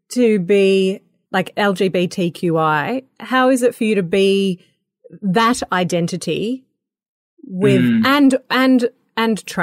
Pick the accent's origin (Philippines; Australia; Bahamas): Australia; Like from the outside, as an Australian, you look at India and you see one culture